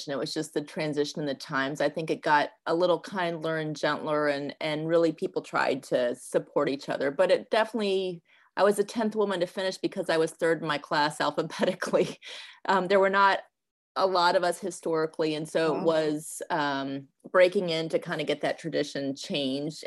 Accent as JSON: {"language": "English", "town": "Ann Arbor", "region": "Michigan", "country": "United States", "tie": "born or raised there", "also_born_or_lived": "Durham, North Carolina", "moved": "as an adult", "lives_now": "New York, United States", "said": "I grew up in Ann Arbor, Michigan, and I spent my childhood there"}